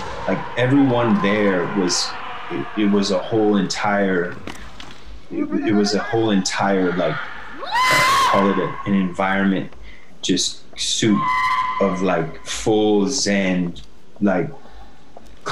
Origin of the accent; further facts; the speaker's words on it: United States; I'm from the United States